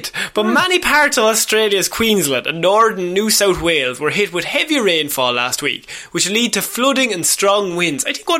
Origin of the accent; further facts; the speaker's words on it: Ireland; As Irish people, we can relate.